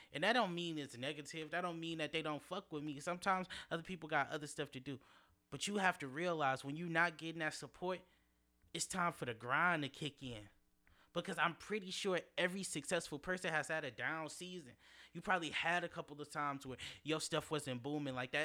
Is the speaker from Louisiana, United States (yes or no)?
no; Detroit, Michigan, United States; growing up in Detroit, going to my high school